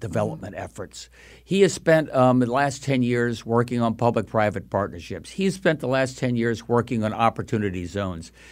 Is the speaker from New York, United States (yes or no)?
yes; Long Island, New York, United States; now in Connecticut, United States; I grew up in Long Island